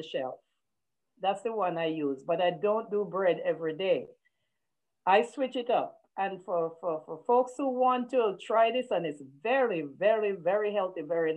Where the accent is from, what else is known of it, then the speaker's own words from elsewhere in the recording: Jamaica; as a Jamaican and a West Indian, we also have green boiled banana for breakfast